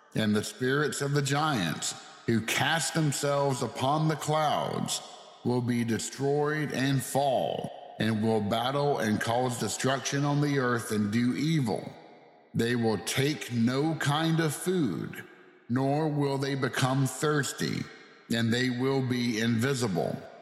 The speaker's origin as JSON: {"language": "English", "area": "the South", "region": "Southern United States", "country": "United States", "accent": "thick southern", "said": "my thick southern accent"}